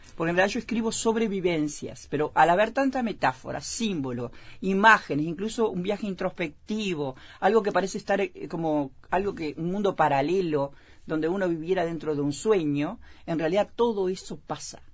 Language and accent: Spanish; Melo, Cerro Largo, Uruguay; moved away as an adult; also born or lived in San José / Piriápolis; en Melo, donde yo nací, me crié, inclusive me crié en frontera